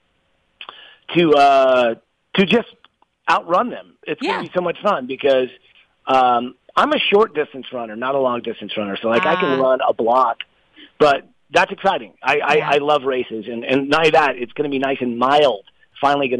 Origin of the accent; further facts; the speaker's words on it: Atlanta, Georgia, United States; moved away; also born or lived in West Coast / Palm Coast, Florida; I'm from Atlanta, but I built a place just south of you guys down in Palm Coast